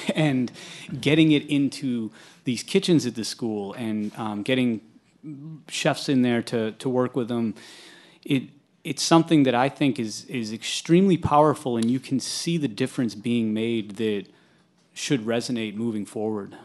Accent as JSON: {"language": "English", "region": "New Hampshire", "country": "United States", "tie": "born or raised there", "said": "I grew up in New Hampshire"}